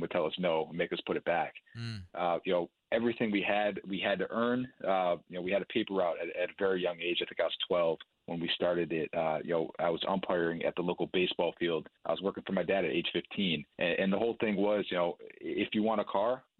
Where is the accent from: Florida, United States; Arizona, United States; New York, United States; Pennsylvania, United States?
New York, United States; Buffalo; we grew up in Buffalo, New York